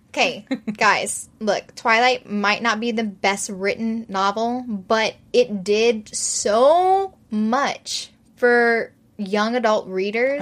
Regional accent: St. Martinville, Louisiana, United States; accent: Cajun; also born or lived in New Iberia; I grew up in Cajun country, St. Martinville, New Iberia. I have the, you know, that Acadian blood in me

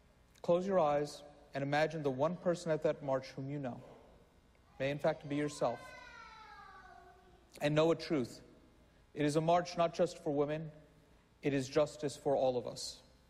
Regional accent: New York City, New York, United States; as a Muslim, as a New Yorker, I am not an existential threat to my country

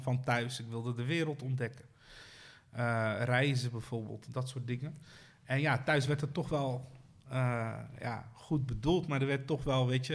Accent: Rotterdam, South Holland, Netherlands; je wordt eh, gevormd dan in de wijk waar ik ben opgegroeid.

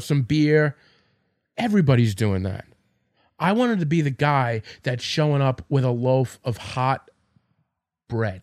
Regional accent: Farmingdale, New York, United States; I'm from Farmingdale.

